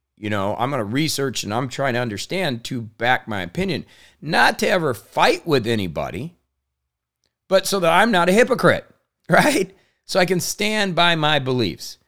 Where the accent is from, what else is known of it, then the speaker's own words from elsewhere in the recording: Indiana, United States; being born in Indiana to thirty thousand, you know, people, uh, a farm community, grew up really not knowing anybody outside of my area